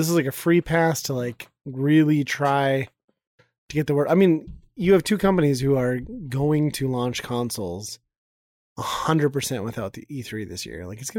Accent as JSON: {"language": "English", "region": "Midwest", "country": "United States", "said": "We're from the Midwest."}